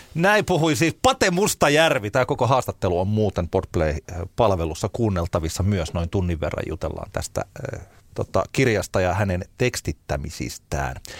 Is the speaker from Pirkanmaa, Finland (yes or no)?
yes; Tampere, Pirkanmaa, Finland; mä olen syntynyt Tampereella ja mä asun täällä